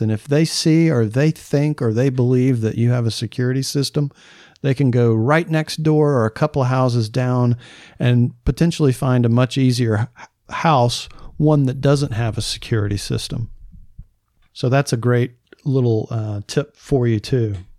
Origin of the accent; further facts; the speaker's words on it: the South, United States; I'm from the South